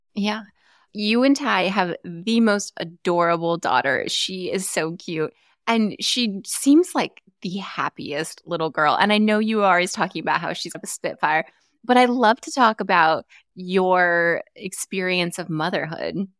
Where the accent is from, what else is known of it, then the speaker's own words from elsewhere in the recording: Arizona, United States; I grew up in Arizona.